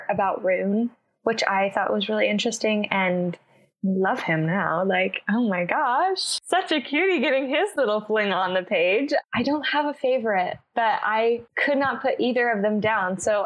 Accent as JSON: {"language": "English", "country": "United States", "said": "I also am American"}